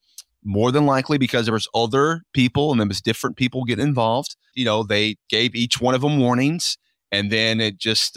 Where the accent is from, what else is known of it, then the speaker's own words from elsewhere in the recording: Louisville, Kentucky, United States; I'm from here originally